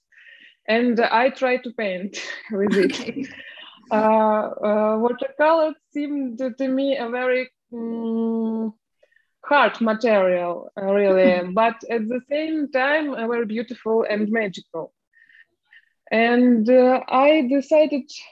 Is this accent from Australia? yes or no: no; Ukraine; English is a second language; moved away as an adult; also born or lived in Moscow, Russia; now in Poland; I'm from Ukraine, but a lot of years I was living in Russia. And same weeks ago, I moved into Poland with my family, and now I live in Poland.